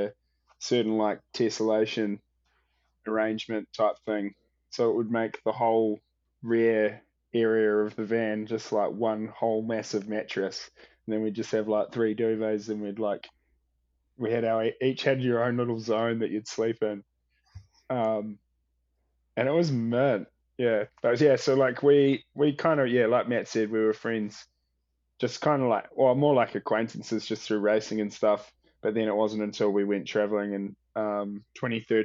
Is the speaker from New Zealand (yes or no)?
yes; New Zealand; coming from New Zealand, you feel like you're like country boys in the big city